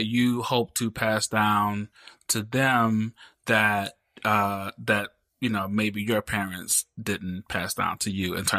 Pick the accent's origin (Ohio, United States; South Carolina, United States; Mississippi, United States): Mississippi, United States; You know, I didn't come from a wealthy family. You know, I grew up in Mississippi. My mom came from Mississippi. My dad grew up in, you know, poor in Alabama.